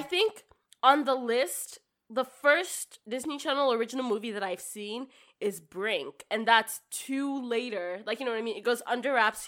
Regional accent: Nigeria; moved away; I grew up in Nigeria

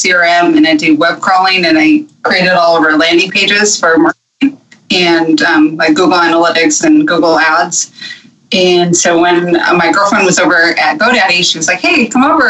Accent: Newport Beach, California, United States; moved away as an adult; now in Arizona, United States; I grew up in Newport Beach. Okay. Born and raised Southern California

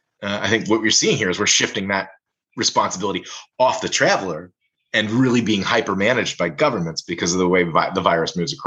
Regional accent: Cincinnati, Ohio, United States; moved away; I come from Cincinnati, so I go to Southern Ohio on a fairly frequent basis to visit family.

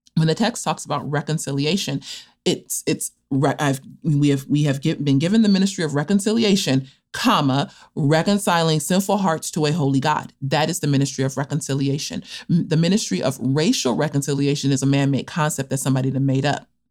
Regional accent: Los Angeles, California, United States; also born or lived in Cape Town, South Africa; I am from Los Angeles, California, from an area known as South Central Los Angeles, and was born and spent the first about 15 years of my life there

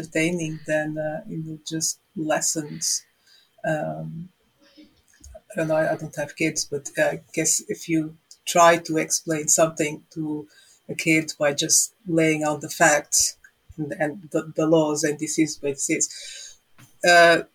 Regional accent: Portugal; now in Ireland; growing up in Portugal, fairy tales, Contos de Fadas, our idea of what a fairy is very different than what the fairy is here in Ireland

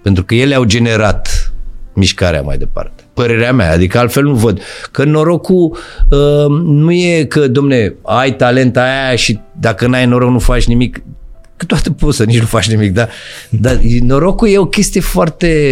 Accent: Bucharest, Romania; eu am copilărit în Pantelimon, la Morarilor, Parcul da, Morarilor

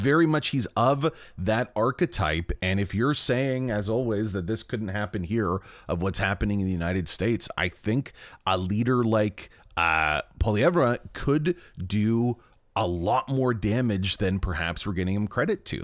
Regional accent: Brampton, Ontario, Canada; born or raised there

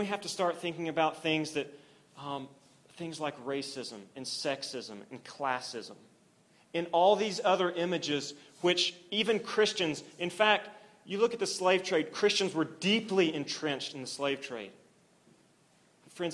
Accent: Oklahoma, United States; I grew up in Oklahoma

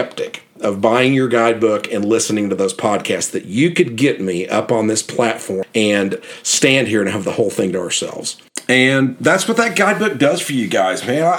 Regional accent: Oklahoma City, Oklahoma, United States; I'm from Oklahoma City

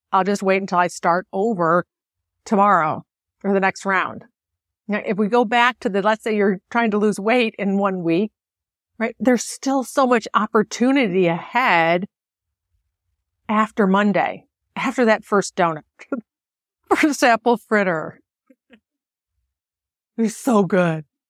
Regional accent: Buffalo, New York, United States; as a kid growing up in Buffalo

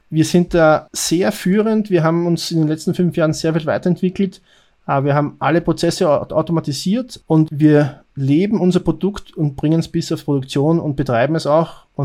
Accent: Austria; Ich bin Österreicher, arbeite bei Payback Österreich

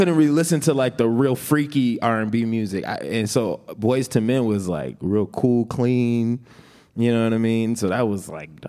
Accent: Minneapolis, Minnesota, United States; also born or lived in Atlanta, Georgia; I lived in Atlanta when I was 2 years old until I was 9 years old, and okay. then I came to Minneapolis. But I was born in Minneapolis.

